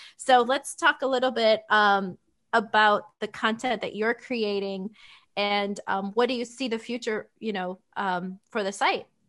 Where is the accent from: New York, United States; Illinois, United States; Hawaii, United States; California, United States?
Illinois, United States; it's a blizzard right now in my hometown